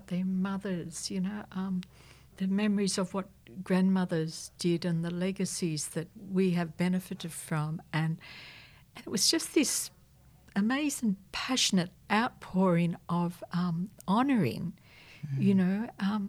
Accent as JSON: {"language": "English", "town": "Sydney", "region": "New South Wales", "country": "Australia", "tie": "born or raised there", "said": "I was born and raised in La Perouse"}